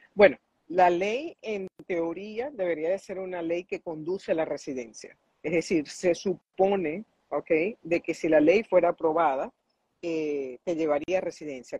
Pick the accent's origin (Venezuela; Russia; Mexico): Venezuela; now in United States; yo soy venezolana